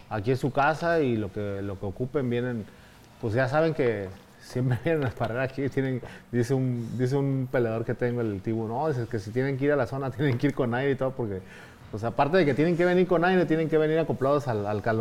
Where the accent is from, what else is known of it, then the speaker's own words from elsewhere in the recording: Mexico City, Mexico; moved away; Pues ya viviendo de, planta, que vine del DF.